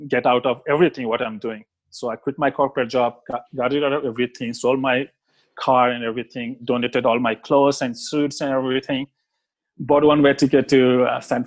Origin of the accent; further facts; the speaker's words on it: India; moved away as an adult; also born or lived in Australia; I grew up in India, but I was from middle-class family